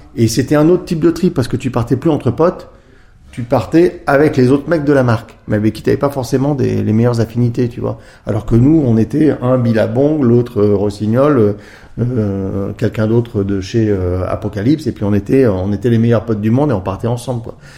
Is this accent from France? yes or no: yes; Grenoble, Auvergne-Rhône-Alpes, France; je suis grenoblois, hein, donc euh, premières années, bah, comme tout bon grenoblois, quand on était sur les skis très tôt